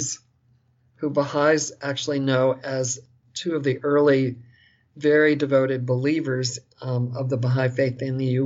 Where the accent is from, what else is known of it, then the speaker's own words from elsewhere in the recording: Long Island, New York, United States; I was born in New York City, and I was raised on Long Island for the most part.